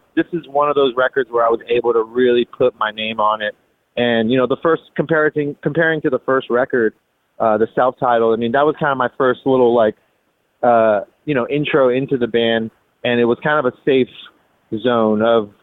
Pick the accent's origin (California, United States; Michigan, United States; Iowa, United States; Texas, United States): California, United States; Los Angeles; moved away; I was in LA, so I mean, I was in my hometown where I grew up